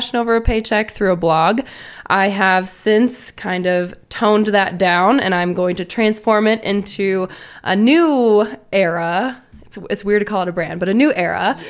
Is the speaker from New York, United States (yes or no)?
no; Indianapolis, Indiana, United States; I am from Indianapolis